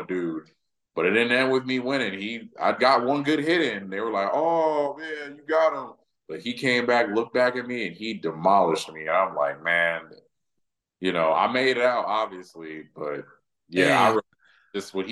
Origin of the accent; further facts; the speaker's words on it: the South, United States; I'm also from the South, and so like all these I was raised in the South